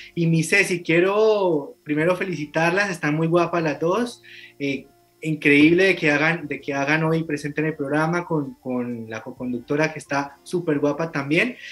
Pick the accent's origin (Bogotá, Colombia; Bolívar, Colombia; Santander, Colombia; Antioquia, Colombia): Santander, Colombia; este rincón fascinante de mi tierra